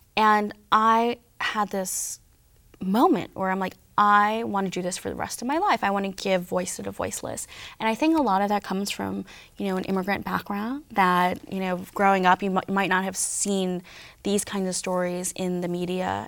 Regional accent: New York City, New York, United States; I was born and raised in New York City and I live here now

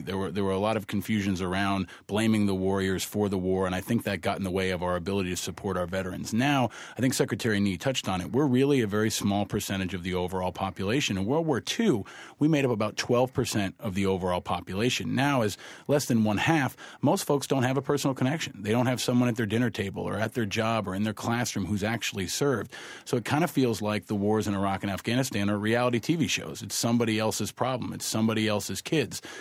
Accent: New York, United States; also born or lived in Amherst, Massachusetts; I grew up here in New York

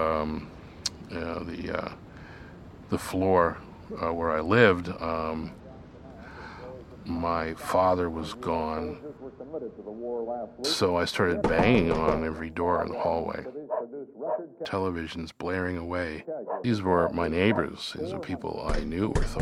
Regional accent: New York City, New York, United States; I come from the East New York section of Brooklyn. One of my most vivid memories of growing up there

